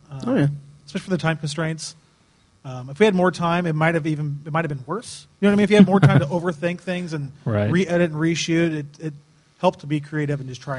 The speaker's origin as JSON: {"language": "English", "town": "DeMotte", "region": "Indiana", "country": "United States", "said": "I'm from DeMott. Indiana, up by everybody knows Fair Oaks Farms now, pretty much."}